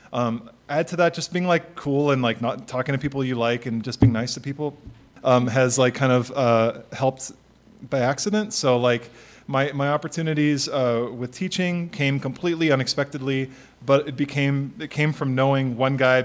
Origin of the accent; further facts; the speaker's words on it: Bakersfield, California, United States; now in Los Angeles, United States; growing up in Bakersfield, I felt like definitely kind of a small-town rube, like, coming to L.A.